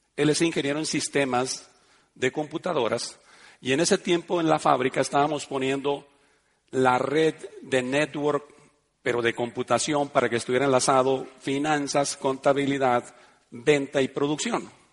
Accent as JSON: {"language": "Spanish", "country": "Mexico", "tie": "born or raised there", "also_born_or_lived": "Spain", "moved": "yes", "said": "yo quería volver a mi ciudad, a mi pueblo"}